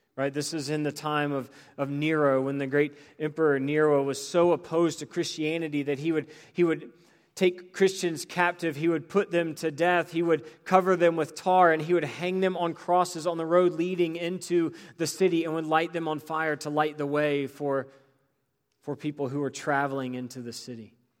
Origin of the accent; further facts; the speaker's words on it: Greensboro, North Carolina, United States; growing up in Greensboro